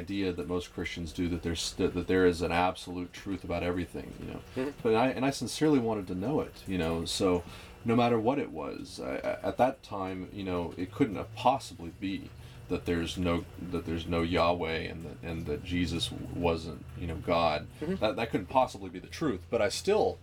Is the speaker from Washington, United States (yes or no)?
no; Oklahoma City, Oklahoma, United States; moved away as an adult; also born or lived in East Texas; I was raised in Oklahoma City